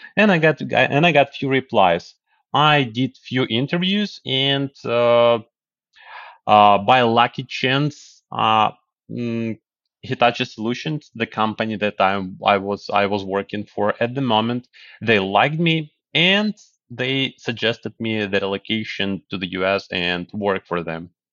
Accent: Kyiv, Ukraine; moved away as an adult; now in United States; I was born in Kyiv, the capital of Ukraine. Yes, and, uh, after the collapse, we got the independence, and after that, I grew up. I, I finished my high school. I finished university

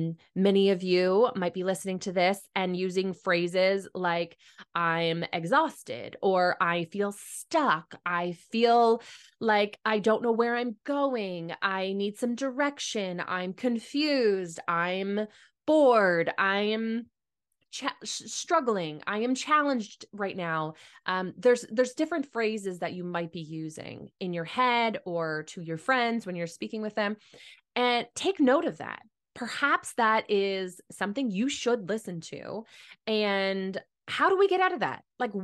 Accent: Mitchell, Ontario, Canada; And I grew up in Mitchell, Ontario, and we actually had streams that like went through some of our properties along our house, a part of the Thames River.

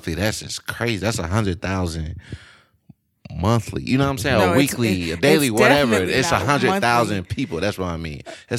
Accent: Shreveport, Louisiana, United States; born or raised there; now in Austin, United States

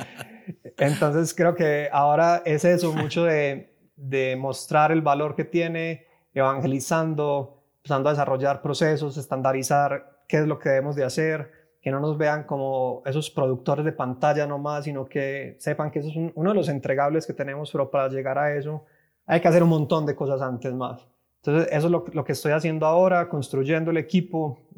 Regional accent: Medellín, Antioquia, Colombia; moved away as an adult; now in Mexico City, Mexico; estoy ahora en Ciudad de México, llevo viviendo aquí unos cinco años, pero soy colombiano, de, soy de Medellín

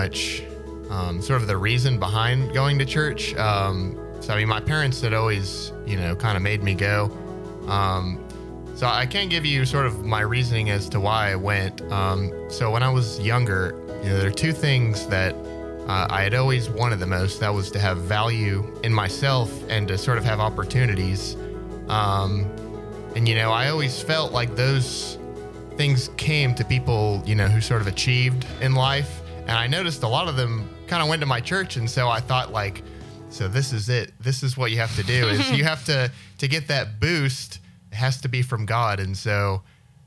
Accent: Destin, Florida, United States; I've actually lived in Destin pretty much all my life since I was 5 years old

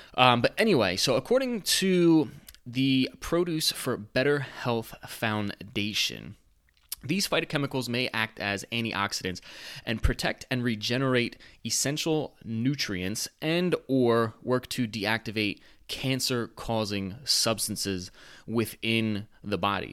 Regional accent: United States; I'm an American

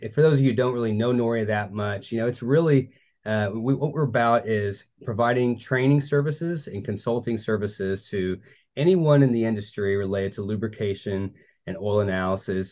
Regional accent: Tulsa, Oklahoma, United States; moved away as an adult; in Tulsa, Oklahoma, that's my hometown.

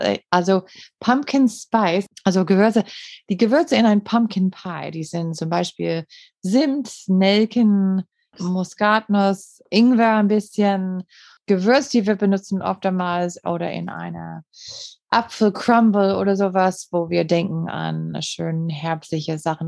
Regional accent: Green Bay, Wisconsin, United States; German is a second language; moved away as an adult; now in Germany; ich komme aus Green Bay und Green Bay, Wisconsin

